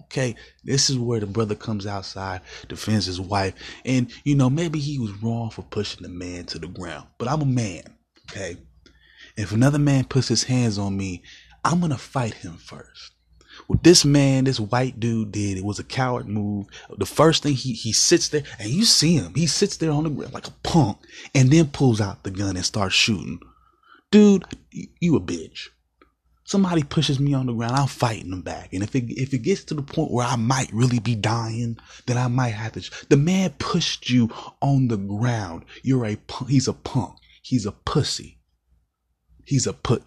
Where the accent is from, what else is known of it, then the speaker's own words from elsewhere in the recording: United States; as an American citizen